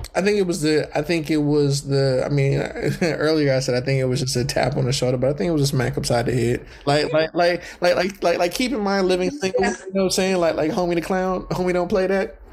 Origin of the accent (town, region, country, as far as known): California, United States; also born or lived in Southern United States